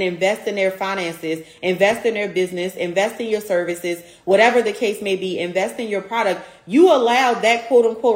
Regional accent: Baltimore, Maryland, United States; my hometown, Baltimore, Maryland

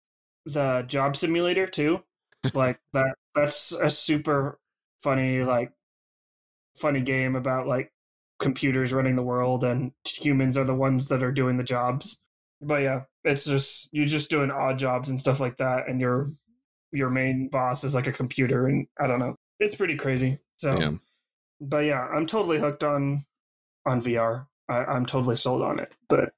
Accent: Sonora, California, United States; also born or lived in Groveland; growing up in Sonora and Groveland, like, we were pretty used to forest fires and like the Creek Fire and stuff like that.

